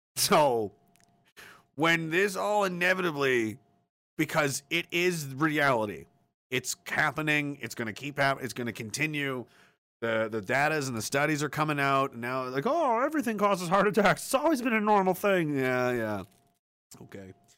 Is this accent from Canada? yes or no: yes; Canada; we're Canadian soldiers